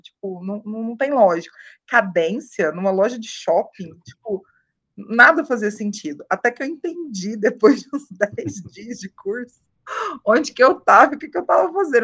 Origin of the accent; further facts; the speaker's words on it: Uberaba, Minas Gerais, Brazil; moved away as an adult; also born or lived in São Paulo; estava lá em Uberaba, né? Eu sou de Minas, interior, aquela coisa, aquela, aquele tédio